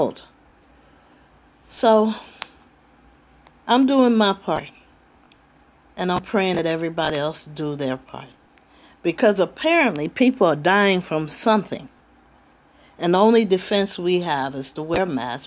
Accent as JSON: {"language": "English", "town": "Trenton", "region": "New Jersey", "country": "United States", "moved": "yes", "lives_now": "California, United States", "said": "originally I'm from Trenton, New Jersey. But I've been in California since 77"}